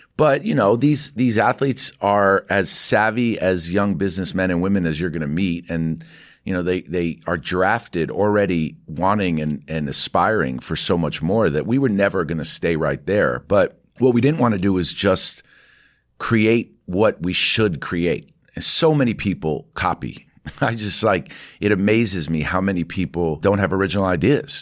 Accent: New York City, New York, United States; I grew up in New York City.

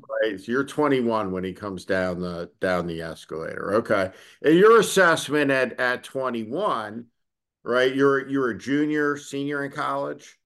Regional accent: North Plainfield, New Jersey, United States; there were no gay people, like, growing up in North Plainfield, New Jersey.

